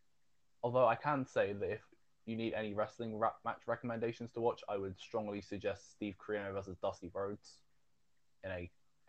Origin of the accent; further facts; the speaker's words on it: United Kingdom; I'm fucking British.